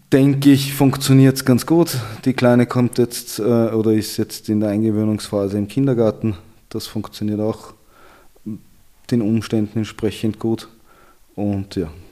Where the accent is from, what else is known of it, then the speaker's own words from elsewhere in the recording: Vienna, Austria; Ich bin in Wien aufgewachsen